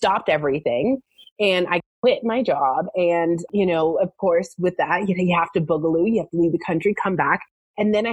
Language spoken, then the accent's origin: English; Canada; moved away as an adult; also born or lived in Southern California; now in United States; I am originally from Canada, and I had manifested myself a job in America